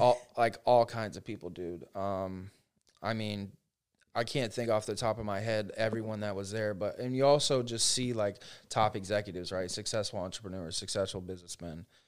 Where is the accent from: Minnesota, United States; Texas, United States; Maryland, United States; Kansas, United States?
Maryland, United States; Frostburg; moved away as an adult; also born or lived in Ohio; now in Orlando, United States; I grew up in Frostburg, so very small town